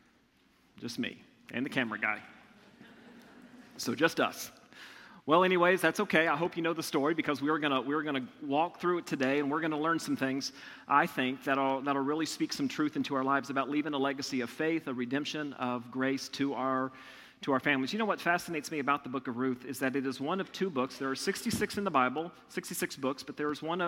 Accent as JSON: {"language": "English", "town": "Plainfield", "region": "Indiana", "country": "United States", "tie": "born or raised there", "said": "I grew up just outside of Plainfield near the popcorn fields"}